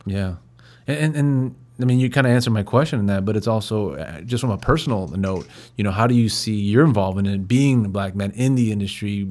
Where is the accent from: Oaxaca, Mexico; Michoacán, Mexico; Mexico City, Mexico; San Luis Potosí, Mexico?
San Luis Potosí, Mexico; moved away; where I'm from in, in San Luis Potosi, that, uh, no one smokes weed